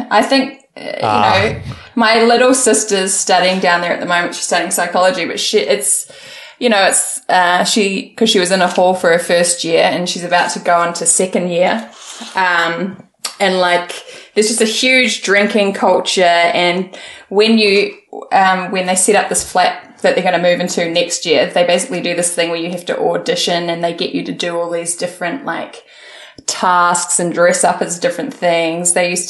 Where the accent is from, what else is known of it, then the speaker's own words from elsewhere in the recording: Invercargill, Southland, New Zealand; also born or lived in Auckland / Christchurch; And then we moved from Invercargill.